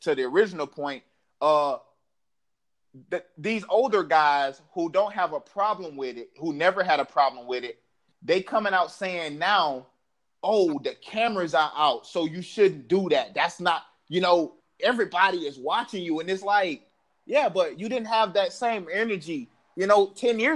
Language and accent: English; the South, United States; I'm from the South